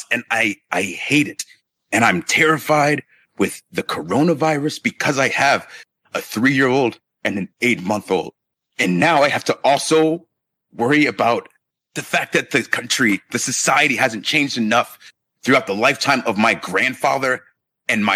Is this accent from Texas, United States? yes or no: no; Marietta, Georgia, United States; also born or lived in Inglewood, California; I grew up in Georgia in Marietta, spent the first couple of years in California in Inglewood. And then when I was about 7 years old, we moved to Georgia and was there for the majority of my life